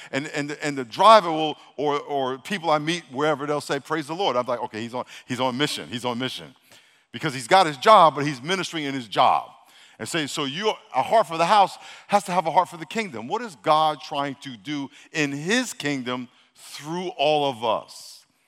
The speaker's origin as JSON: {"language": "English", "town": "New York City", "region": "New York", "country": "United States", "tie": "born or raised there", "said": "I was born in Brooklyn"}